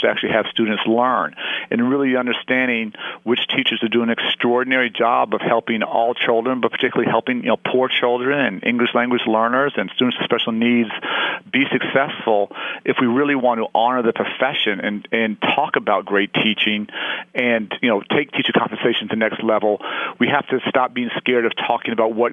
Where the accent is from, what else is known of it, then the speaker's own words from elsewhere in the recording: Chicago, Illinois, United States; my hometown of Chicago